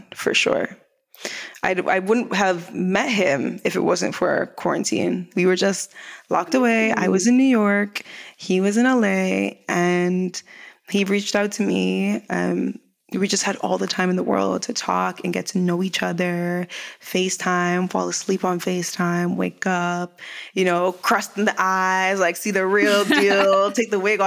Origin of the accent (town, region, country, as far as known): Canada; moved away as an adult; also born or lived in Jamaica (heritage); now in Los Angeles, United States